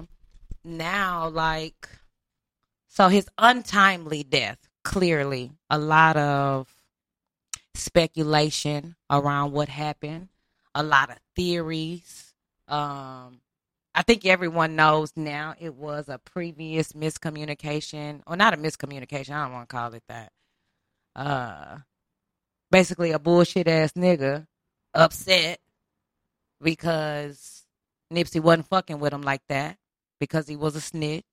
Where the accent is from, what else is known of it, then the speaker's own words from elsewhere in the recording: Houston, Texas, United States; moved away; I'm from Houston